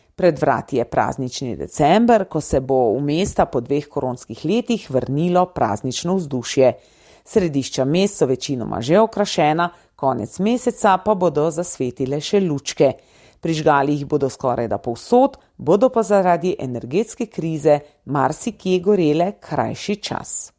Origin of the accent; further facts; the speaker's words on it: Slovenia; Slovenci smo